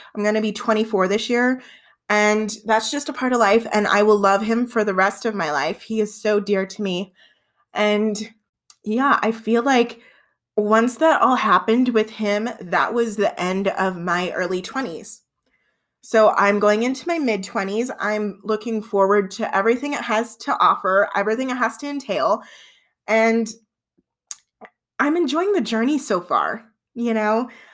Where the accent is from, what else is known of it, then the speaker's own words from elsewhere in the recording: Southern Colorado, United States; I've been born and raised in Southern Colorado my entire life.